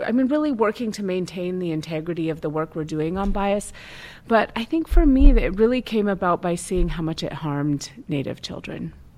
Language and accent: English; Tulalip, Washington, United States; I grew up in Tulalip